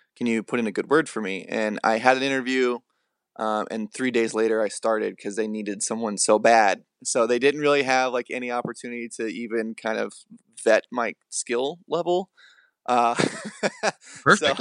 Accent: southern Illinois, United States; born or raised there; moved away

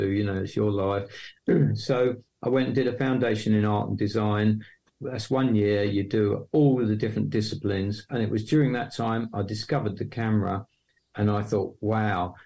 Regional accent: Hornchurch, London, United Kingdom; accent: East London; moved away as an adult; now in Yorkshire, United Kingdom; I was born right in East London, sound of Bow Bells, Cockney and all that. But the moment I was born, I was whisked off to Essex to a place called Hornchurch, which is near Romford. And so I grew up in that area.

